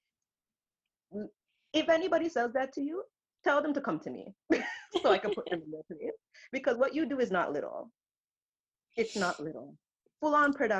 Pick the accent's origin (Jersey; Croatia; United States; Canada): Canada; we're so Canadian